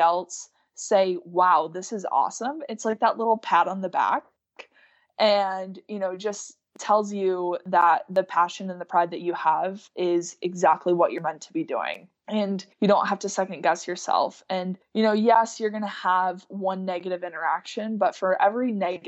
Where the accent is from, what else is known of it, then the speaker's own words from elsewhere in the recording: Lisbon, New York, United States; I'm from New York